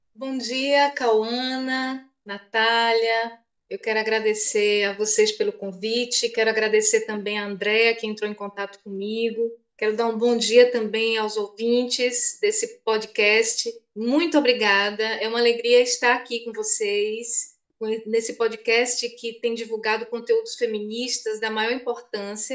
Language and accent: Portuguese; Feira de Santana, Bahia, Brazil; Eu nasci em Feira de Santana há 50 anos